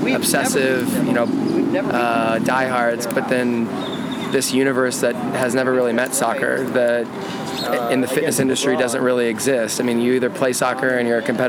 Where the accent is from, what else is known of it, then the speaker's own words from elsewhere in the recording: California, United States; also born or lived in Austria; growing up in California